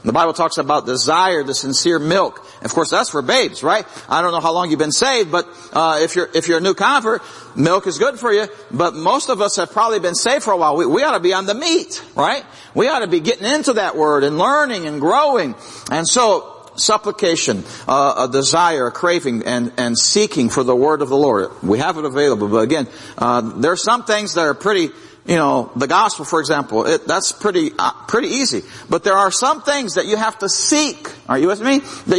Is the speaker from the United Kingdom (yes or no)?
no; Brazil; Well, I grew up in Brazil, and they eat rice and beans every day.